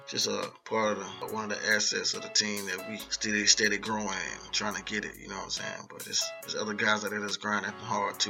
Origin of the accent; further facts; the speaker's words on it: Jacksonville, Florida, United States; also born or lived in Philadelphia / Delaware; raised at Jacksonville, Florida, around the Arlington area